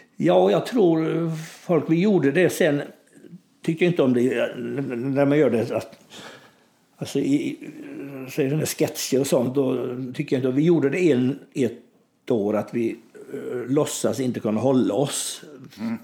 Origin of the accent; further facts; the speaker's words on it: Kalv, Västra Götaland, Sweden; i min hemby då som heter Kalv, där jag är född